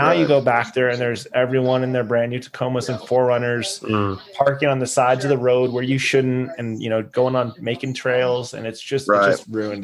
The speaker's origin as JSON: {"language": "English", "town": "San Diego", "region": "California", "country": "United States", "tie": "born or raised there", "moved": "yes", "lives_now": "Chattanooga, United States", "said": "where I grew up in California in San Diego."}